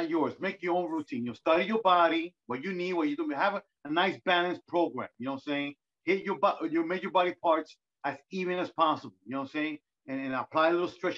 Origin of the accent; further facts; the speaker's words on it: New York, United States; I'm born and raised in New York